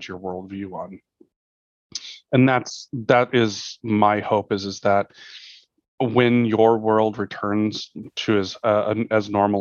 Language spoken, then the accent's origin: English; United States; as an American, you know, we kind of grew up with this idea